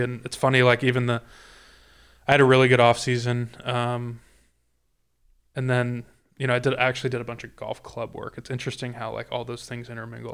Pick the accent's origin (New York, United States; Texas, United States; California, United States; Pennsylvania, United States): California, United States; moved away; in California, I grew up playing on Kakuya and Ryegrass